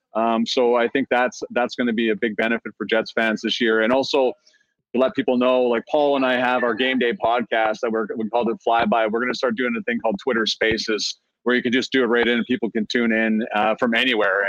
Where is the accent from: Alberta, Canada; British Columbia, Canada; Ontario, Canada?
Alberta, Canada; Cochrane; my hometown of Cochrane, Alberta